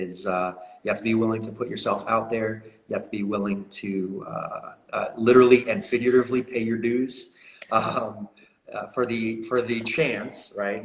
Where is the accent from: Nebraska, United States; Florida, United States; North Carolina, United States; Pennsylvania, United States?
Florida, United States; Melbourne; moved away as an adult; also born or lived in Belgium; now in Oklahoma, United States; born and raised in Melbourne, Florida